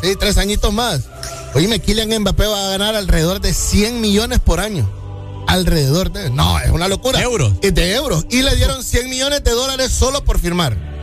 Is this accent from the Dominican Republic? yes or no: no; Honduras; como los hondureños. O sea, yo estoy incluido en ello.